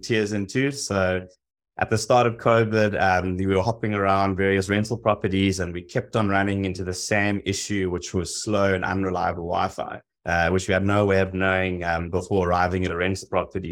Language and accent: English; South Africa; moved away as an adult; also born or lived in Hong Kong / Los Angeles; I'm originally from South Africa. I spent the last fifteen years, um, living and working abroad, spent six years in Hong Kong, five in Los Angeles.